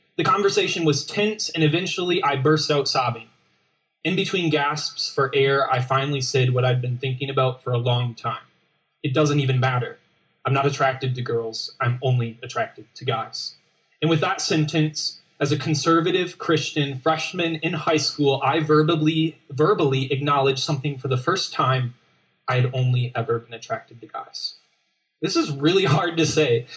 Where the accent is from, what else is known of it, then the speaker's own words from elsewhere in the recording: Grand Rapids, Michigan, United States; I'm from Grand Rapids